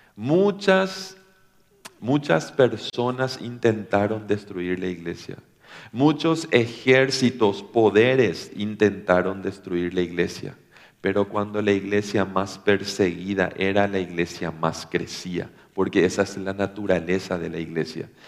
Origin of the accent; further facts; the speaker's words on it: Paraguay; somos de Paraguay